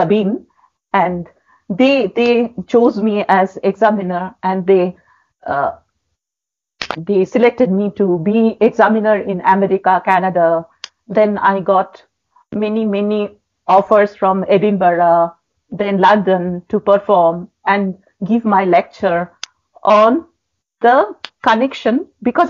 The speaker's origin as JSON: {"language": "English", "town": "Jamshedpur", "region": "Jharkhand", "country": "India", "tie": "born or raised there", "also_born_or_lived": "Kolkata", "moved": "yes", "said": "my hometown, that is Jamshedpur"}